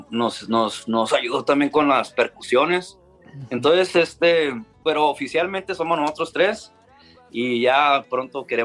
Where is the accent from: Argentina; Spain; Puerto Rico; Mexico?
Mexico; Ciudad Obregón, Sonora; yo también soy de, yo soy de Ciudad Obregón